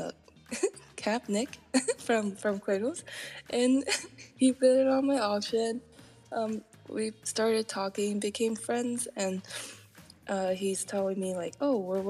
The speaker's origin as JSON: {"language": "English", "country": "Taiwan", "tie": "born or raised there", "moved": "yes", "said": "originally I'm from Taiwan"}